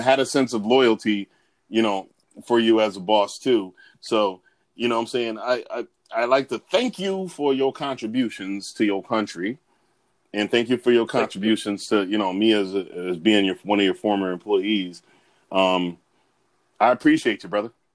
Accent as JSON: {"language": "English", "country": "United States", "said": "I'm all American"}